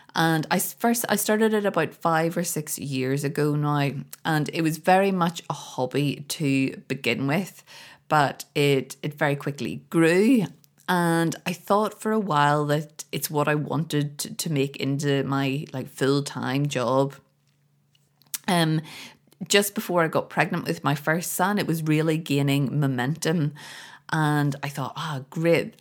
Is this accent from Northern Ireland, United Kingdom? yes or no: yes; Belfast, Northern Ireland, United Kingdom; moved away; here in Belfast. I'm over visiting my family and friends for the first time in a very, very long time. I feel so great to be back. I grew up here